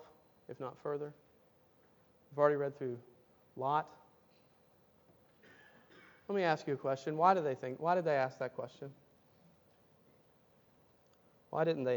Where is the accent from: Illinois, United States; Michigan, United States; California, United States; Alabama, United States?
Alabama, United States; Tuscaloosa; I grew up in Tuscaloosa, Alabama.